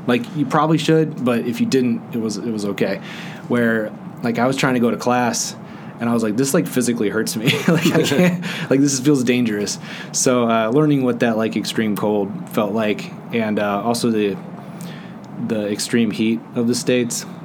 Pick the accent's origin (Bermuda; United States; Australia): Bermuda; born there; And so I was born in Bermuda